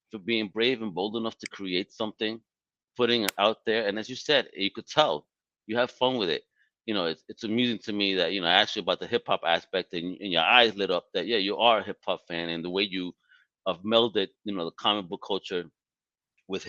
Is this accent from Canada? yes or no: no; New York City, New York, United States; I'm from Brooklyn.